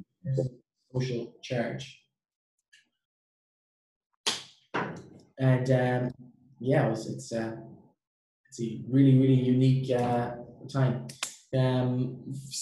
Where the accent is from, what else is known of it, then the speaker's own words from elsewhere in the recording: Ireland; moved away; I'm from Ireland